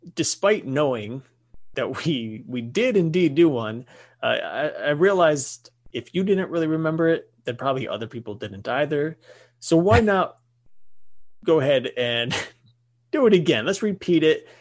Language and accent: English; United States; we are American and living in America